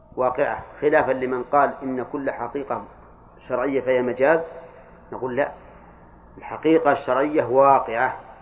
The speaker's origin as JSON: {"language": "Arabic", "region": "Al-Qassim", "country": "Saudi Arabia", "said": "عندنا في القصيم"}